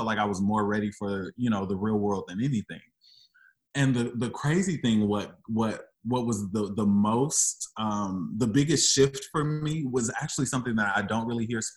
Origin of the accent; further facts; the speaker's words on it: St. Louis, Missouri, United States; moved away as an adult; I was coming from St. Louis. So being an emo boy in St. Louis is not a thing.